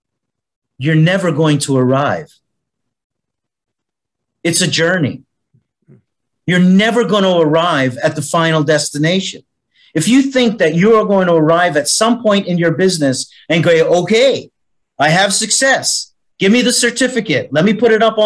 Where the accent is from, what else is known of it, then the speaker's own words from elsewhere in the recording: Canada; now in Malta; as you can hear with my accent, I'm originally from Canada. Was born in Canada. Yet I've been living for the last 42 years. On the island of Malta